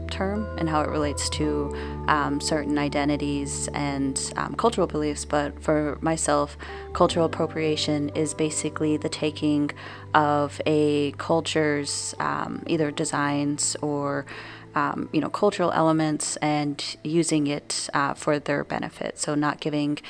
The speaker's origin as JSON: {"language": "English", "region": "New Mexico", "country": "United States", "tie": "born or raised there", "moved": "yes", "lives_now": "Wisconsin, United States"}